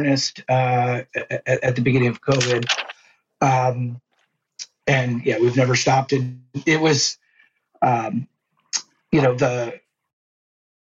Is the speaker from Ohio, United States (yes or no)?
yes; Cleveland, Ohio, United States; I grew up in Cleveland